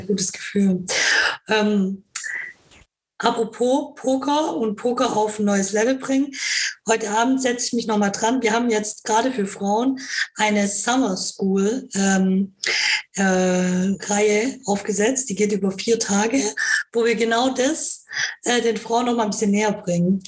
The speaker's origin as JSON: {"language": "German", "town": "Karlsruhe", "region": "Baden-Württemberg", "country": "Germany", "said": "ich komme ja aus Karlsruhe"}